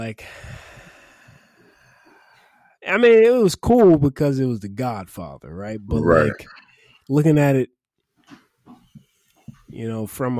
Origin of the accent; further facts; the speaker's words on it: New York City, New York, United States; Growing up in New York City.